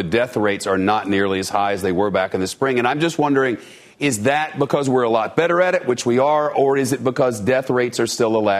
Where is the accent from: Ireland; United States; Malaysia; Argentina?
United States; New York City, New York; as a New Yorker and a downtowner